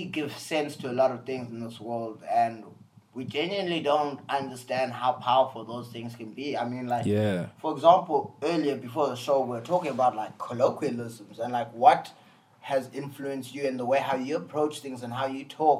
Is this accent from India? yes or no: no; South Africa; I always tell people that I'm an artist from South Africa. I'm not a South African artist.